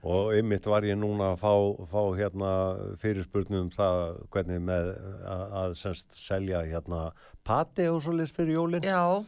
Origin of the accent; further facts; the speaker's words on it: the West, West of Iceland, Iceland; moved away; ég er náttúrulega sjálfur að vestan